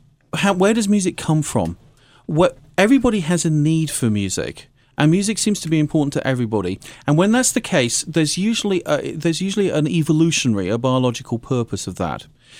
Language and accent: English; United Kingdom; I'm actually British.